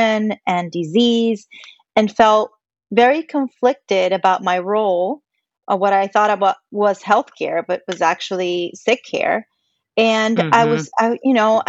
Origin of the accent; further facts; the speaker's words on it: Puerto Rico; I am Puerto Rican. You know, I grew up in Puerto Rico